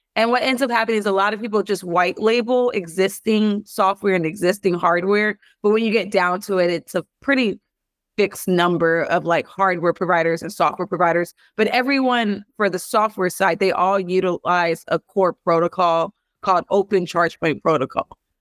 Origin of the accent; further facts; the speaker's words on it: Los Angeles, California, United States; I'm from South Central Los Angeles, born to two Belizean parents.